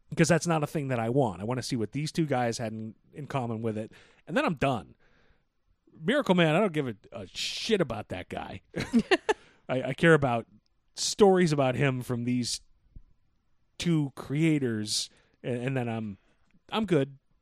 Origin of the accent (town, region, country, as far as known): United States